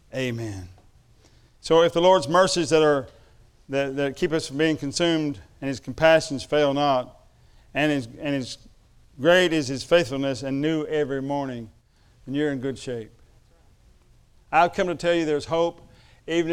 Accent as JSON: {"language": "English", "area": "Chickasaw country", "region": "Oklahoma", "country": "United States", "said": "I come from Chickasaw country, when Ardmore is its capital."}